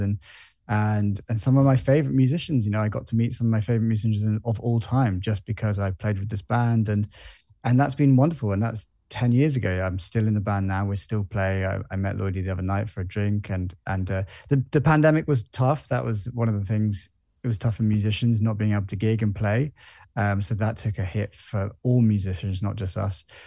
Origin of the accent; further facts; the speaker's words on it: Jersey; also born or lived in London; I was born here. I grew up here.